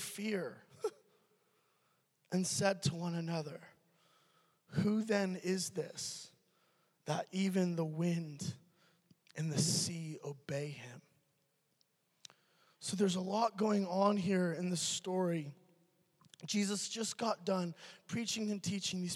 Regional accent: California, United States; I'm from California.

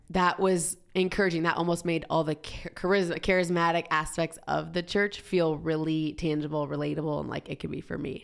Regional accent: Georgia, United States; moved away as an adult; also born or lived in Southern California; now in Boise, United States; I grew up in Georgia, like high school

